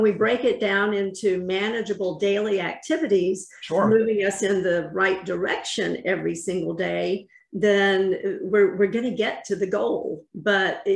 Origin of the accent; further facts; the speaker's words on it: North Carolina, United States; I'm from North Carolina